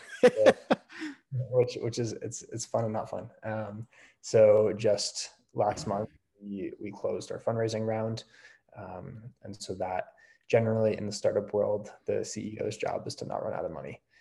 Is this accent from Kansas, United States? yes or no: no; California, United States; moved away; I grew up in California.